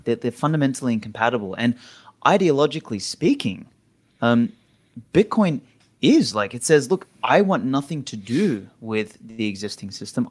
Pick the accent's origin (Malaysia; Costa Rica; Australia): Australia; moved away; I'm Australian